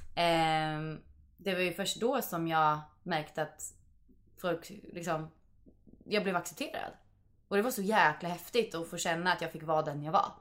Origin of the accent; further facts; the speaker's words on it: Vingåker, Södermanland, Sweden; moved away as an adult; now in Stockholm, Sweden; Jag kommer ju från Vingåker